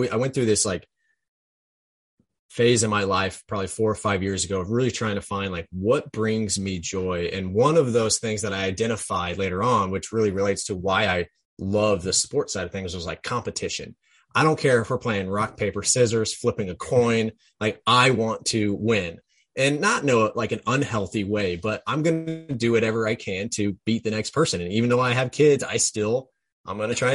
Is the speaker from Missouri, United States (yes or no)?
yes; Jefferson City, Missouri, United States; moved away; me growing up in Jefferson City.